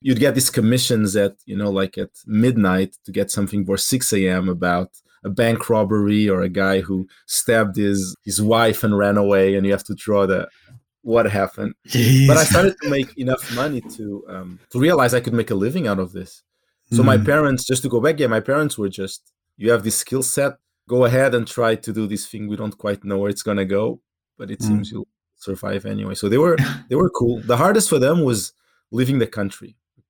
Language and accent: English; Portugal; accent: Portuguese; English is a second language; my English accent had a very strong Portuguese accent on top.